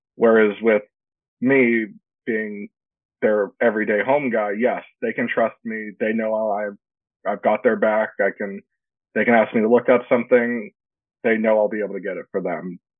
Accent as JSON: {"language": "English", "town": "Yorba Linda", "region": "California", "country": "United States", "tie": "born or raised there", "said": "I grew up uh, Yorba Linda, California, close to Anaheim"}